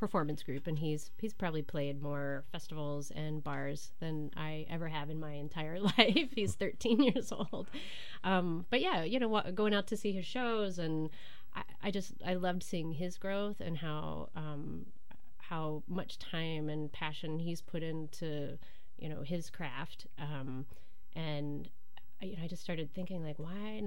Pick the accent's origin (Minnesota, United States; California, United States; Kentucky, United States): Kentucky, United States; moved away as an adult; also born or lived in Portland, Oregon / Durham, North Carolina / Romania; now in Milwaukee, United States; I'm from Kentucky